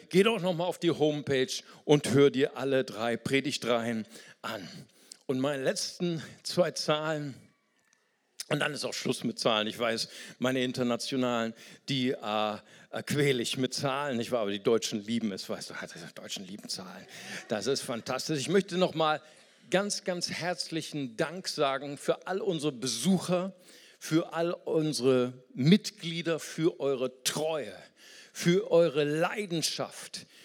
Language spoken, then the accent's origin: German; Brazil; German is a second language; ich fühle, ich fühle, bin Brasilianer, ich fühle, dass ich weiser werde.